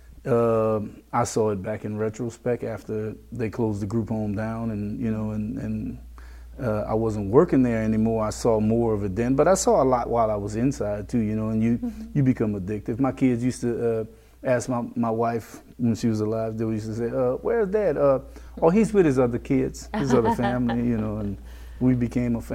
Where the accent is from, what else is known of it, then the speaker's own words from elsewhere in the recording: Lafayette, Louisiana, United States; When we grew up here in Lafayette